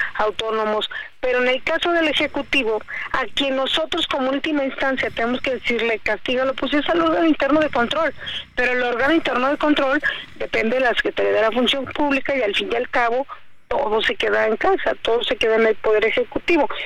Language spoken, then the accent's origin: Spanish; Mexico; como mexicanos